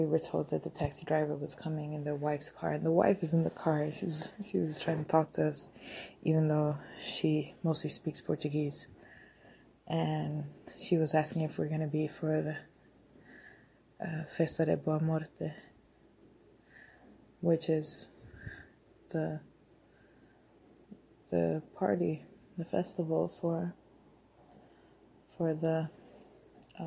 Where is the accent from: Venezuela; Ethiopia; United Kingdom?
Ethiopia; Addis Ababa; I grew up walking around Addis by myself.